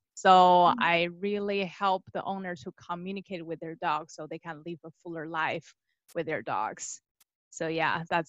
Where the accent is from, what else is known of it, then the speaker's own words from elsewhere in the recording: Beijing, China; English is a second language; moved away as an adult; now in United States; I actually born and raised in China, Beijing, China, and I came here to pursue a master's degree in statistics.